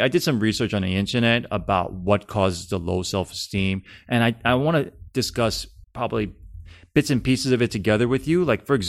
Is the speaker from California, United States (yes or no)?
yes; California, United States; I'm from Cali